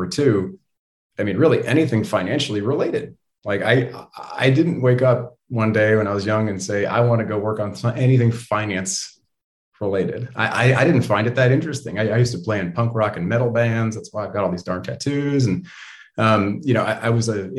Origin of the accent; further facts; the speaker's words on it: Bay Area, California, United States; growing up in the Bay Area